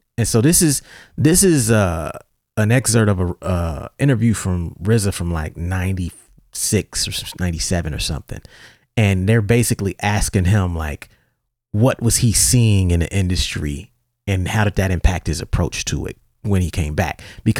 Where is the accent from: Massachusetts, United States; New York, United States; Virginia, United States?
New York, United States; And I'm from New York, and we not like that, know what I mean? We can't dance a leg, yo.